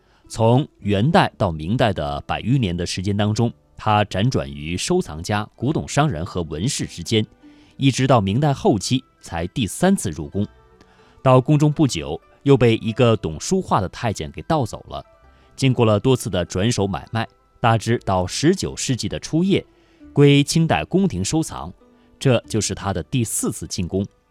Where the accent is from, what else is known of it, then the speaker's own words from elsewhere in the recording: China; 我们中国老百姓